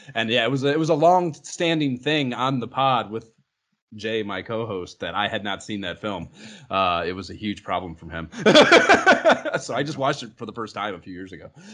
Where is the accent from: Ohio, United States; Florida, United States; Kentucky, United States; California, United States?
Ohio, United States; Oberlin; Oberlin, which is, uh, yeah, people have heard of the college. There's a little tiny town there too.